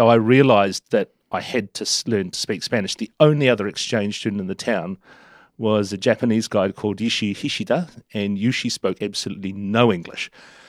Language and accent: English; Turangi, Waikato, New Zealand; born there; I was born in Turangi in the southern part of the Waikato region, down the bottom end of Lake Taupo. And we moved.